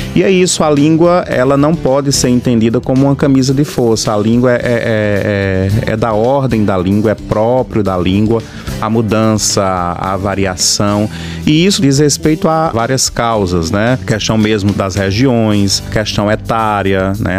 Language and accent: Portuguese; Campina Grande, Paraíba, Brazil; moved away as an adult; also born or lived in Ilhéus, Bahia; now in Bahia, Brazil; sou de Campina Grande, na Paraíba. Estou aqui na UESC desde o ano de 2019